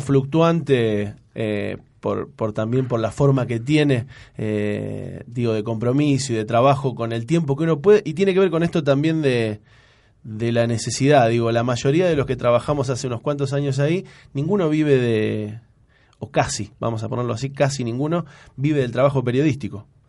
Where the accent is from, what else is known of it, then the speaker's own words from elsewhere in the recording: San Lorenzo, Santa Fe, Argentina; moved away as an adult; now in Rosario, Argentina; Yo soy de San Lorenzo